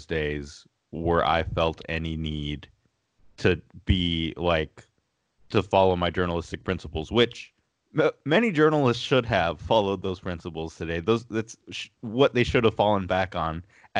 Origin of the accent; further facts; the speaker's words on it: Los Angeles, California, United States; being from Los Angeles, the Lakers were the go-to team.